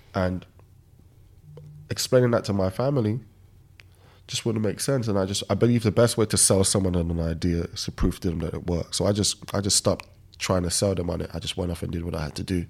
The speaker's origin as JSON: {"language": "English", "country": "Nigeria", "tie": "born or raised there", "moved": "yes", "said": "I was born in Nigeria"}